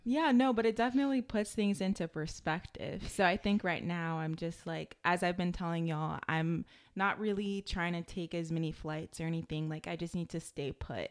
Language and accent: English; United States; growing up in America